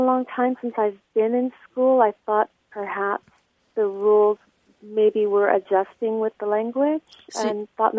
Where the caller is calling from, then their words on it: San Diego, California, United States; Hi, Martha. … I'm calling from San Diego.